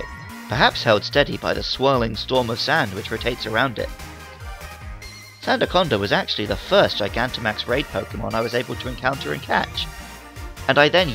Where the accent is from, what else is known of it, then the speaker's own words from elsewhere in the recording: United Kingdom; as a Brit